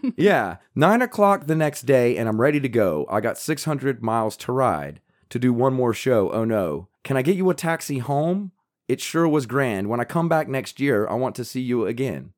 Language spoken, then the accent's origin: English; the South, United States; where I grew up in the South